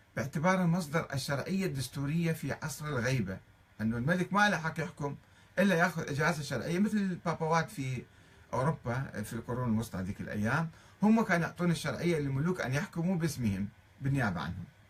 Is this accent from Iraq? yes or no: yes; Iraq; moved away as an adult; also born or lived in Tehran, Iran; ولنا كعراقيين نحن الشيعة العراقيين